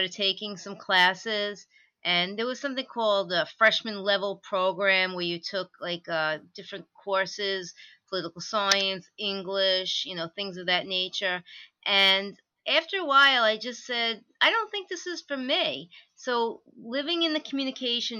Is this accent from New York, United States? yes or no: yes; Levittown, New York, United States; my whole life, my last name was butchered growing up in Levittown